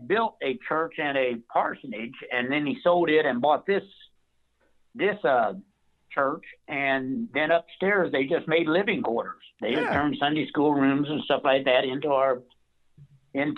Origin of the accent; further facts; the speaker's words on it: Peoria, Illinois, United States; We grew up in Peoria, Illinois, in the same projects that Richard Pryor did